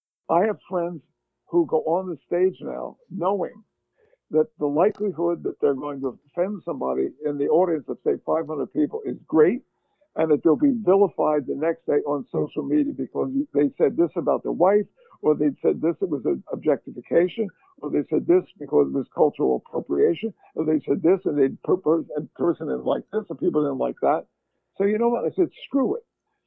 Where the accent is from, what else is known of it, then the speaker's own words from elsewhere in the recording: Philadelphia, Pennsylvania, United States; the environment in which I grew up in Philadelphia, my high school and so forth